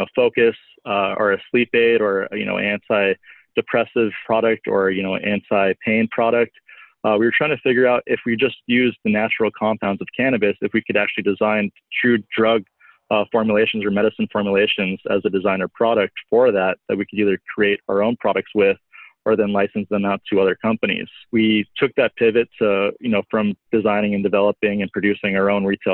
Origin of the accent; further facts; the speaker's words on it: Southern California, United States; moved away as an adult; also born or lived in Colorado; I grew up in California, Southern California, and in 2008, I moved to Colorado